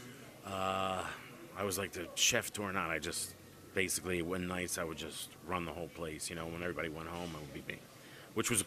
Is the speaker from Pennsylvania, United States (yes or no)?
yes; Philadelphia, Pennsylvania, United States; I'm from South Philly, 15th and Shunk, St. Monica's Parish